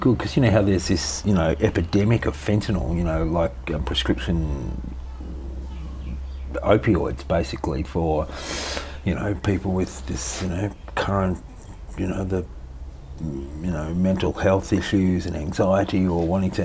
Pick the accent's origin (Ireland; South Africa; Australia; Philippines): Australia; Melbourne, Victoria; also born or lived in Sydney; Born in Sydney, lived in Melbourne all my